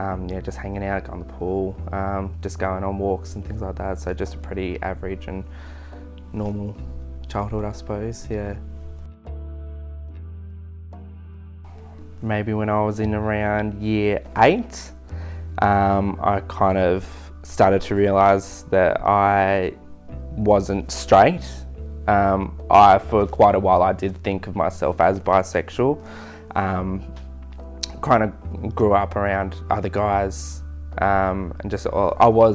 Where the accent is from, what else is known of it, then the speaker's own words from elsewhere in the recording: Queenstown, Tasmania, Australia; also born or lived in Devonport / Gold Coast; now in Burnie, Australia; I grew up in Queenstown on the west coast of Tasmania